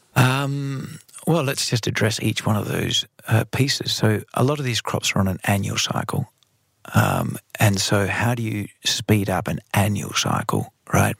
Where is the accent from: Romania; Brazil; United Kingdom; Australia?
Australia; now in Netherlands; Australia, my home country